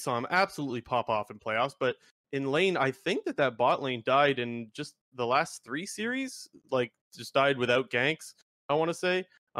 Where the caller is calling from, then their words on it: Sarnia, Ontario, Canada; Sarnia, Ontario.